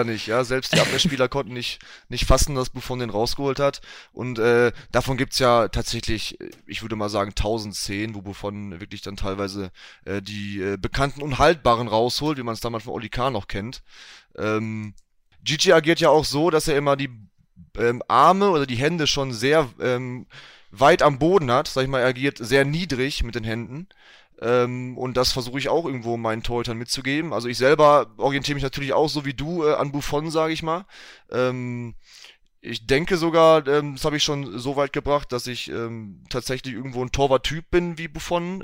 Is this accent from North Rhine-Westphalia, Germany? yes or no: yes; Enniger, North Rhine-Westphalia, Germany; in Enigalo, 59320 Enigalo. Ähm, mhm. Das ist ähm, mein Heimatort